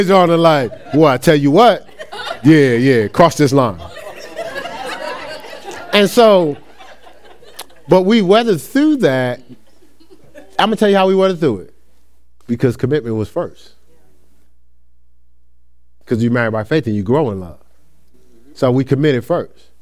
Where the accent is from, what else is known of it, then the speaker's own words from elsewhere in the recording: Newark, New Jersey, United States; moved away as an adult; now in Ohio, United States; I'm from Newark, New Jersey.